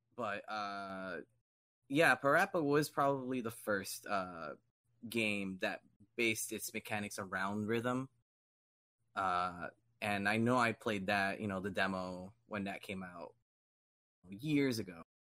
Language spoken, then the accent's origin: English; Miami, Florida, United States; growing up in Miami